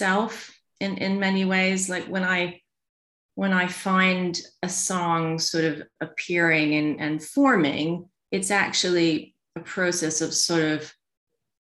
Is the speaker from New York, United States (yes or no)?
yes; New York, United States; moved away as an adult; also born or lived in Louisiana; now in London, United Kingdom; I was born in Louisiana, and then I grew up in New York